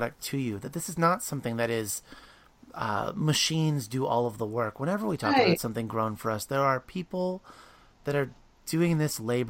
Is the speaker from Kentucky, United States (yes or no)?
no; Williamsport, Pennsylvania, United States; I grew up in Williamsport, Pennsylvania, like just outside of Hershey